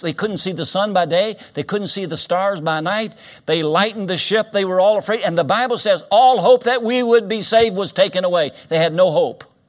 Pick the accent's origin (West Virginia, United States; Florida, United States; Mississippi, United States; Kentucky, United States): Kentucky, United States; Winchester; Winchester, Kentucky, my hometown, I was born in this town.